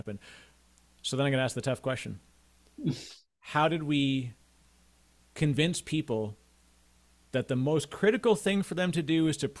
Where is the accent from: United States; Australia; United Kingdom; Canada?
Canada; I'm Canadian